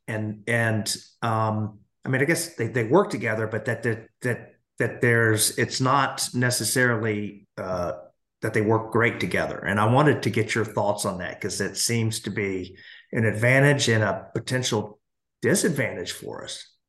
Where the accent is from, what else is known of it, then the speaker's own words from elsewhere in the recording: United States; as an American